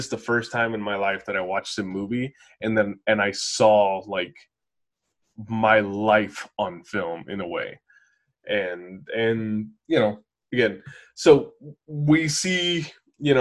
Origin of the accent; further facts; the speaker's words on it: East Bay, California, United States; also born or lived in San Francisco; growing up in the East Bay